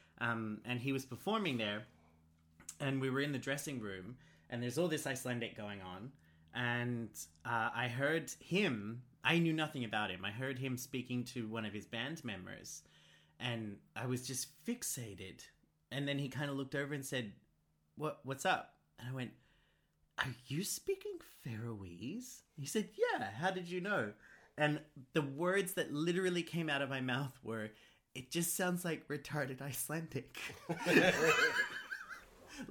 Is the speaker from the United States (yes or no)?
no; Australia; I'm an Australian